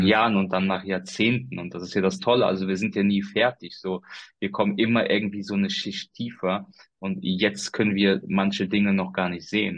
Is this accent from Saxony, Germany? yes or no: no; Koblenz, Rhineland-Palatinate, Germany; hier in meiner Region, wo ich herkomme, also aus dem Raum Koblenz